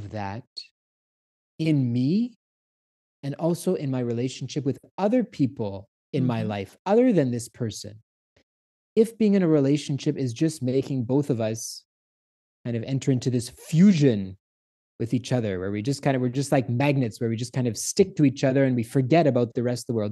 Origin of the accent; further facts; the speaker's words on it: Canada; I'm Canadian.